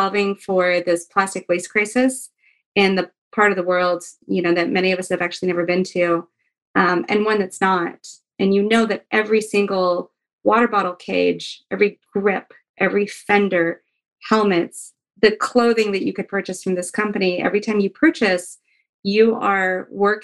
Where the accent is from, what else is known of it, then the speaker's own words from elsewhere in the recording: Fairbanks, Alaska, United States; I'm from Alaska. I'm from Fairbanks, Alaska. And I'm a huge, like, hometown hero kind of girl.